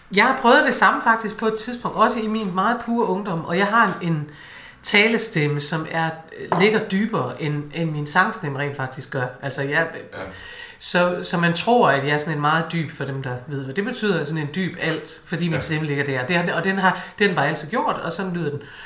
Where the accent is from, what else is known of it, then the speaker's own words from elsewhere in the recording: Aalborg, North Denmark Region, Denmark; snakke ligesom hjemme i Aalborg